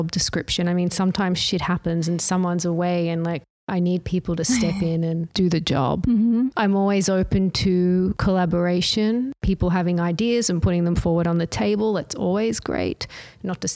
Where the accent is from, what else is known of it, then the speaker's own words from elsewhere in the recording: Brisbane, Queensland, Australia; I grew up in Australia. Mm-hmm. I studied art history in Brisbane at the University of Queensland. Brisbane is my hometown